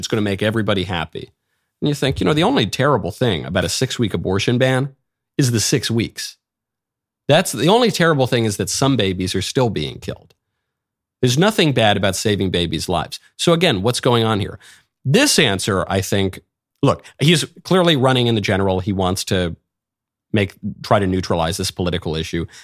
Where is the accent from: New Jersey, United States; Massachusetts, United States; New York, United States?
New York, United States; New York City; I'm a New Yorker by birth and upbringing